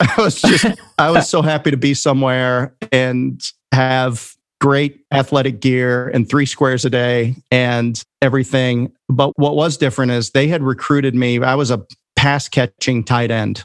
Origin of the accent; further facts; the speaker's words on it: Chicagoland area, Illinois, United States; moved away as an adult; I went back home to Chicago, and there's a really good junior college near my hometown there in the Chicagoland area